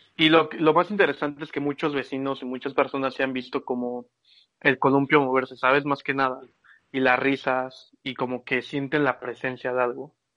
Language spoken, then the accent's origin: Spanish; Mexico; cuando era chiquito yo vivía ahí por Santa Mónica, Viveros y todos esos lados